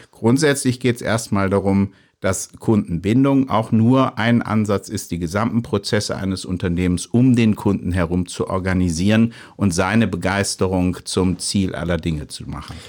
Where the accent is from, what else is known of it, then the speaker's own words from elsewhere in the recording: near Mainz, Rhineland-Palatinate, Germany; Ich komme ja aus der Region, ich komme aus der Nähe von Mainz